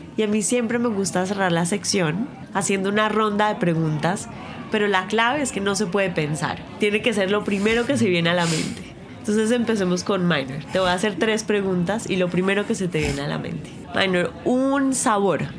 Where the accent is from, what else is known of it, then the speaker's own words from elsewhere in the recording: Colombia; en Colombia nosotros decimos la, el maíz